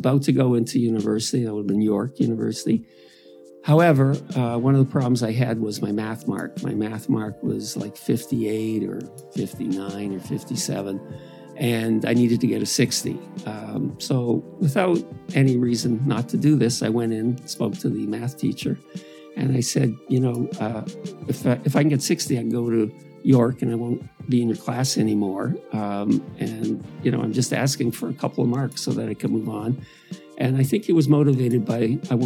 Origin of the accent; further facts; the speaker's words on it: Toronto, Ontario, Canada; I grew up in Downsview. It's one of the more blue-collar parts of the city